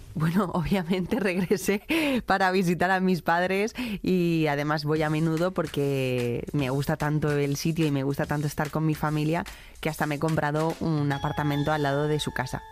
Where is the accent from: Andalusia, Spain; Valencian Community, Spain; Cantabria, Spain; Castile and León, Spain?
Valencian Community, Spain; Valencia; moved away as an adult; also born or lived in El Saler, Valencia / Gandia; nací en el Hospital Militar de Guard Poblet entonces, ahora Mislata, en Valencia, pues hace ya unos cuantos años, en 1982